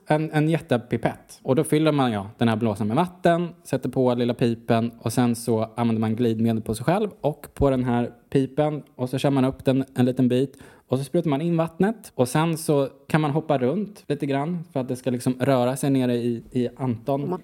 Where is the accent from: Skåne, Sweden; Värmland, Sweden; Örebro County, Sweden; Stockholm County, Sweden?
Stockholm County, Sweden; Huddinge; moved away as an adult; also born or lived in Amsterdam, Netherlands / Brussels, Belgium; Vi kom ju från Huddinge, jag och Nicky